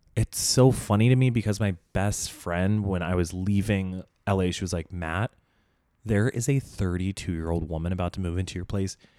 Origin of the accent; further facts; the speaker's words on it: Indonesia; now in Los Angeles, United States; growing up in Indonesia